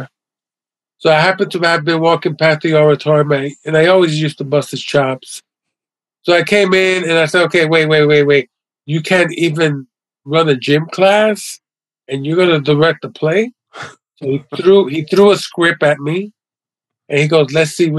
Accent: New York City, New York, United States; also born or lived in Lower East Side, New York City; growing up in the West Village was really cool. I went to PS 41 elementary school

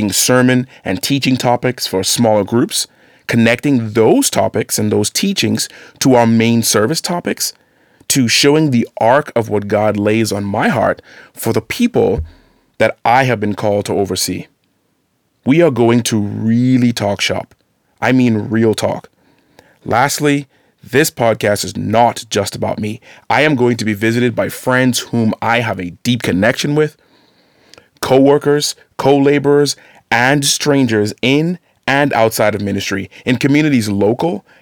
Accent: Bahamas; moved away as an adult; now in Wooster, Ohio, United States; growing up in the Bahamas

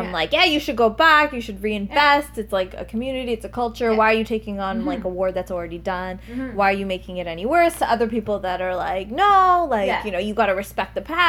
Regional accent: Toronto, Ontario, Canada; I grew up in Toronto, right?

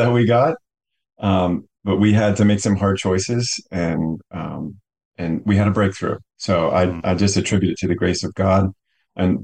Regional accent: Carlisle, Pennsylvania, United States; now in Mechanicsburg, United States; I grew up in Carlisle and I currently live in Mechanicsburg, Pennsylvania

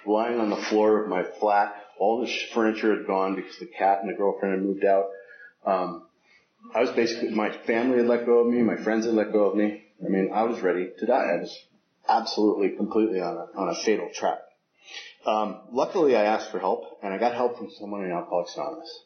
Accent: San Francisco, California, United States; I was raised in San Francisco

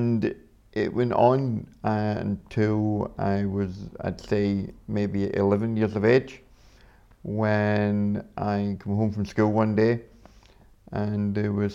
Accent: Glasgow, Scotland, United Kingdom; I was born with my accent, you can probably tell. I was born in Scotland, up in Glasgow, not far from here. And for the first 6-7 years, I lived with my mum and my grandparents.

